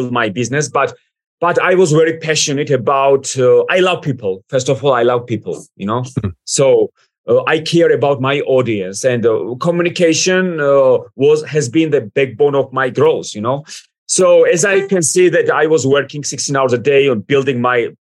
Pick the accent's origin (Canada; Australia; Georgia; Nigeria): Georgia; English is a second language; moved away as an adult; also born or lived in United States / United Kingdom; I was born, I raised, then I moved to the United States, then UK. But Georgia made me who I am today.